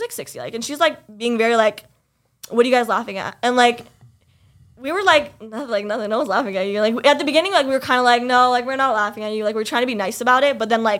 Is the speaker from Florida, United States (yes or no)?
yes; Florida, United States; first language English; moved away as an adult; also born or lived in Lebanon (family) / Pakistan (family); now in New York, United States; I had said Florida. And like, I came from Florida.